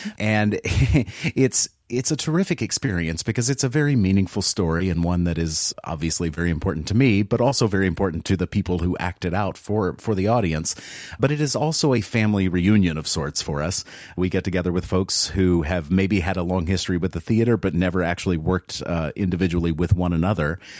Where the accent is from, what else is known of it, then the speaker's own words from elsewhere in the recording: the South, United States; moved away; I grew up in the South where, uh, my extended family members told tall tales